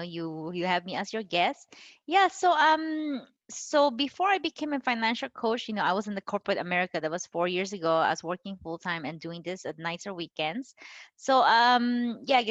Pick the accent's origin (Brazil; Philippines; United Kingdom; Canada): Philippines; moved away as an adult; also born or lived in Bay Area, California, United States; now in Las Vegas, United States; I'm Chinese. I was born and raised in the Philippines, and then I immigrated there back in 2000